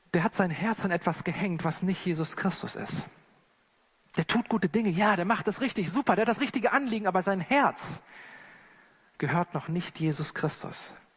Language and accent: German; Germany; als Deutsche oder als Wester